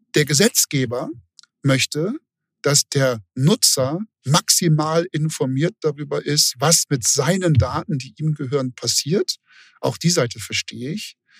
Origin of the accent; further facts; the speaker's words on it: Hamburg, Germany; ich bin Hamburger